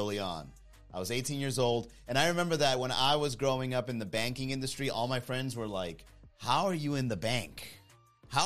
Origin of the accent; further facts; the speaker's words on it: Miami, Florida, United States; growing up in Miami, I always felt like an outsider